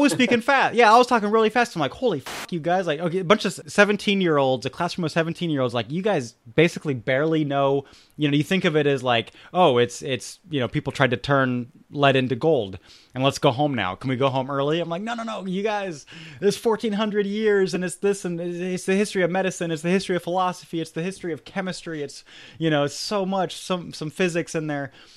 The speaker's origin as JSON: {"language": "English", "country": "Germany", "tie": "born or raised there", "said": "I grew up in Germany"}